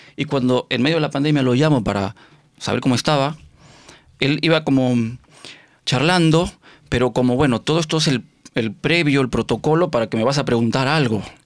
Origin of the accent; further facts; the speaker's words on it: Mexico; moved away as an adult; also born or lived in Argentina; now in Barcelona, Spain; aunque nací en Argentina, me aterricé muy chiquito en México